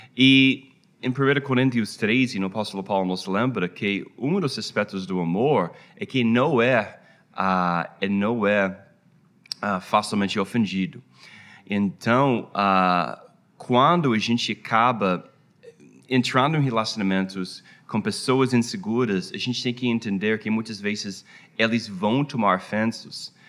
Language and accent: Portuguese; United States; Portuguese is a second language; also born or lived in Rio de Janeiro, Brazil; depois de 10 anos no Brasil, a nossa família voltou para a minha terra.